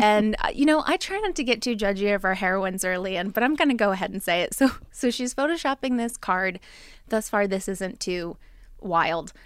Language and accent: English; New Jersey, United States; I'm from Jersey